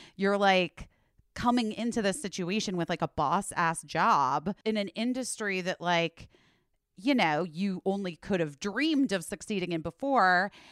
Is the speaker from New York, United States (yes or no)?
no; Arizona, United States; growing up in the Southwest and Arizona